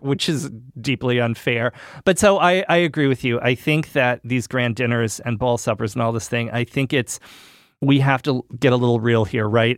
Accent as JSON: {"language": "English", "region": "New England", "country": "United States", "said": "I'm from New England"}